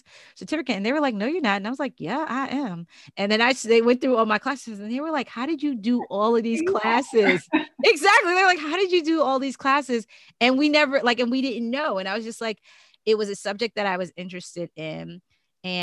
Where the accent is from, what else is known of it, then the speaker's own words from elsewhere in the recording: New York City, New York, United States; also born or lived in Maryland; growing up in Brooklyn with, you know, my mom